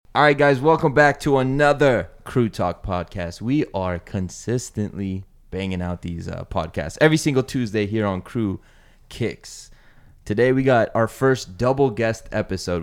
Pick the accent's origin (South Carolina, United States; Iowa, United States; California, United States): California, United States; the Bay Area; I'm from the Bay